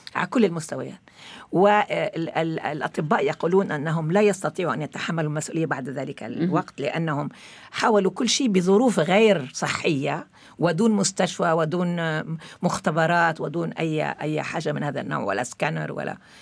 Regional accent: Lebanon; moved away as an adult; also born or lived in Morocco; وأنا ولدت في لبنان وقضيت 24 سنة في لبنان أعتبر حالي أولا عربية ثم فلسطينية

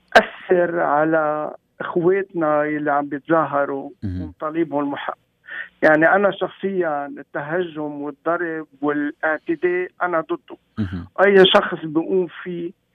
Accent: Lebanon; moved away; نحن كمغتربين بنوجع آه، وقت يكون بلدنا لبنان

